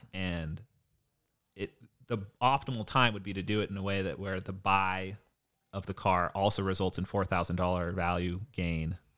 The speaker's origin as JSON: {"language": "English", "region": "Hawaii", "country": "United States", "tie": "born or raised there", "also_born_or_lived": "Point Loma, San Diego", "moved": "yes", "said": "I grew up in Hawaii and we had tsunami alarms every month."}